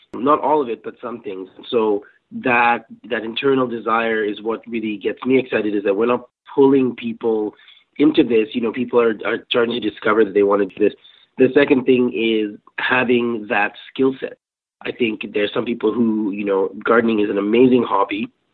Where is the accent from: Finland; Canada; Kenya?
Kenya; moved away; I grew up in Kenya